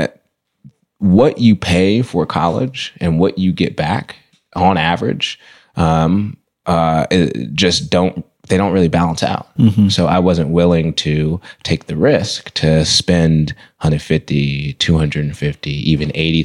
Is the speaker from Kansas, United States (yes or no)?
no; Berkeley, California, United States; I grew up in Berkeley, started elementary school at Craigmont, in Berkeley